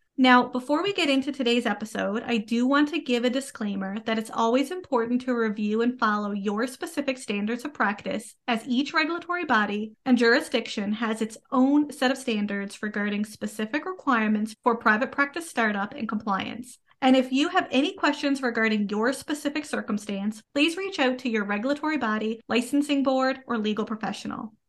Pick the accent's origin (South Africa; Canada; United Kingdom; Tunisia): Canada; I am a Canadian social worker